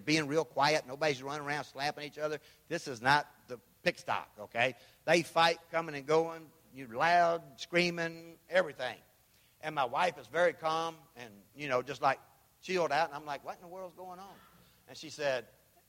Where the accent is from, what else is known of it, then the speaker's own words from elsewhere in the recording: Memphis, Tennessee, United States; I'm from Memphis